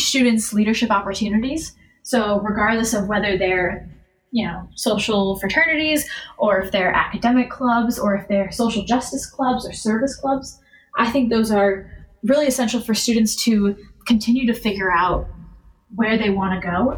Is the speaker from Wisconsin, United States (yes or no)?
yes; Madison, Wisconsin, United States; Growing up in Madison, where every Saturday is Wisconsin football day